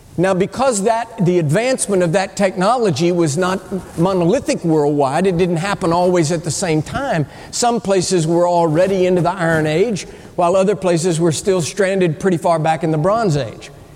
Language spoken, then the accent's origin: English; United States; I'm, I'm an American.